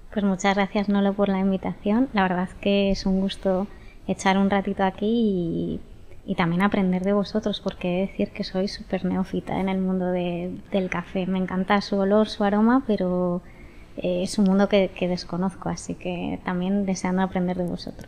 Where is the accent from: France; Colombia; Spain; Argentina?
Spain; San Sebastián, Basque Country; yo soy de Donosti